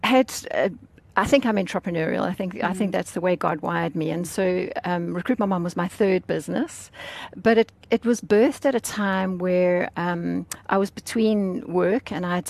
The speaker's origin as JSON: {"language": "English", "country": "South Africa", "tie": "born or raised there", "said": "I grew up in South Africa, very privileged"}